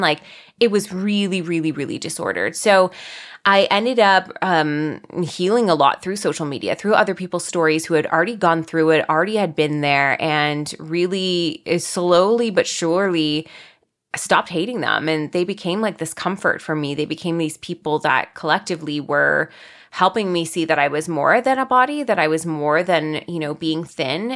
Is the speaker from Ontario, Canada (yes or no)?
yes; Guelph, Ontario, Canada; I am from Guelph, Ontario. It's about an hour and a bit outside of Toronto in Canada